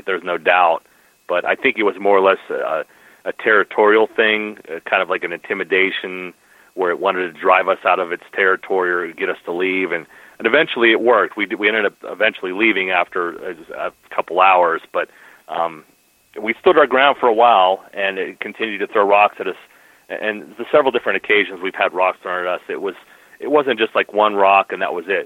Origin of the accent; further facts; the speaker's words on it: Pennsylvania, United States; here in Pennsylvania, my home state